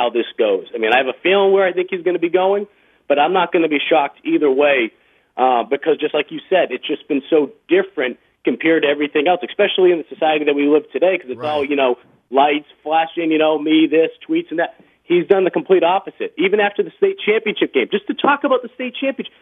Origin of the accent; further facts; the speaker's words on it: Boston, Massachusetts, United States; moved away as an adult; also born or lived in Mississippi; growing up in Boston